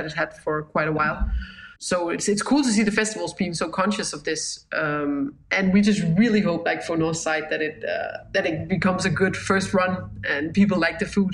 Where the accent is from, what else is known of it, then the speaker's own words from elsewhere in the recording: Jutland, Denmark; we're too much from Jutland